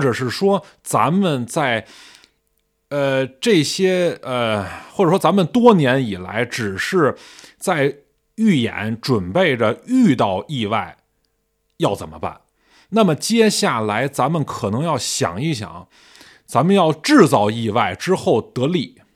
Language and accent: Chinese; China; 我作为中国人